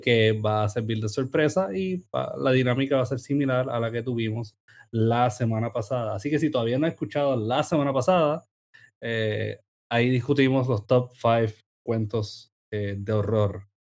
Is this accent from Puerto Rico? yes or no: yes; Sabana Grande, Puerto Rico; yo me identifico como sabaneño